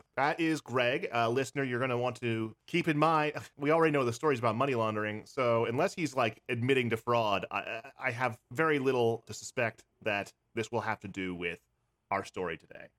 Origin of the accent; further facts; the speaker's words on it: Pennsylvania, United States; now in New York City, United States; I'm originally from Pennsylvania